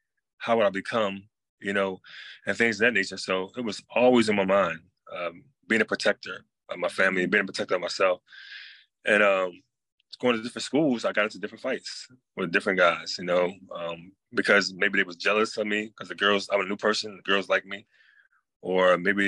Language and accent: English; North Carolina, United States; So basically, I moved in from North Carolina.